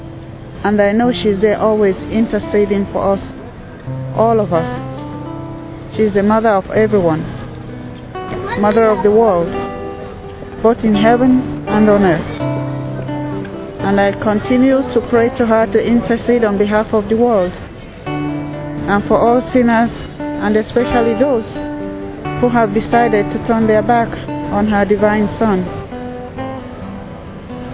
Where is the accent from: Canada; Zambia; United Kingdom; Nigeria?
Nigeria; I'm Nigerian by birth